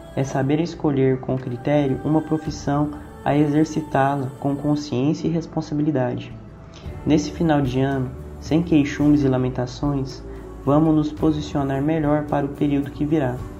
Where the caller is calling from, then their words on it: Goiânia, Goiás, Brazil; eu falo de Goiânia